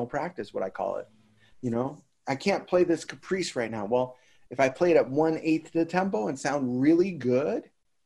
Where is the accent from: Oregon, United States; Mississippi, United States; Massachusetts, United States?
Massachusetts, United States; Boston; moved away as an adult; I live here now, but I'm from Boston